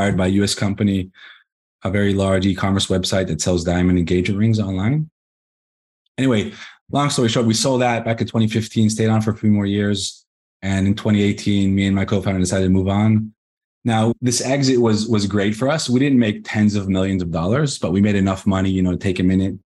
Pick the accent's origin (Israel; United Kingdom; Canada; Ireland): Israel; also born or lived in Los Angeles, United States; I was born in the States, in Los Angeles. We were on a trip around the world and somehow ended up in Israel. And been here ever since. I was 9 years old when you moved here.